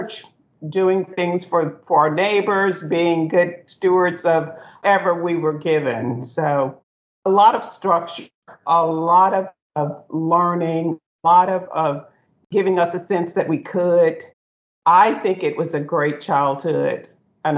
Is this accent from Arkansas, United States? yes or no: yes; Gould, Arkansas, United States; born or raised there